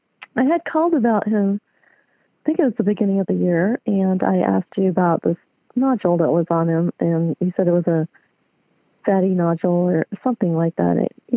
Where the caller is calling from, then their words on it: Lancaster, California, United States; I'm calling from Lancaster, California.